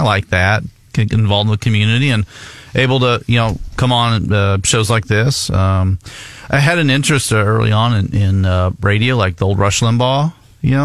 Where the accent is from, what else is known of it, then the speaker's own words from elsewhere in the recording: Columbia, Missouri, United States; grew up in downtown Columbia for over 20 years.